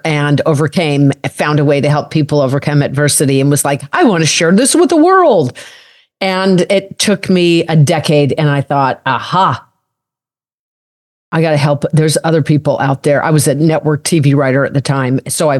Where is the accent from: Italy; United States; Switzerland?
United States; Colorado; I'm a cowgirl from Colorado. The hell I grew, you know, I grew up mucking out stalls.